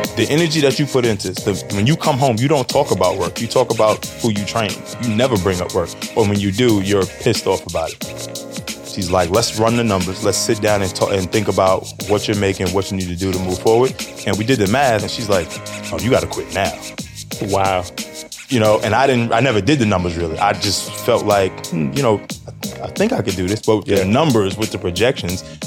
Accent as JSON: {"language": "English", "town": "New York City", "region": "New York", "country": "United States", "tie": "born or raised there", "said": "36 years old, born and raised in Harlem"}